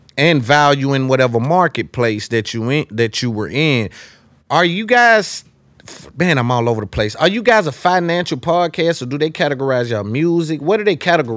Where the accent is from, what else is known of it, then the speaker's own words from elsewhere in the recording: Nashville, Tennessee, United States; I'm from Nashville